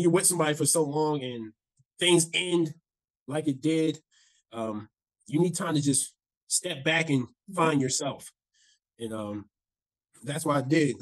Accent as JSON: {"language": "English", "town": "Browns Mills", "region": "New Jersey", "country": "United States", "tie": "born or raised there", "said": "I grew up in New Jersey. Um, I always say because nobody knows what this town is, so I always say near Fort Dix. So I grew up in this small town called Browns Mills"}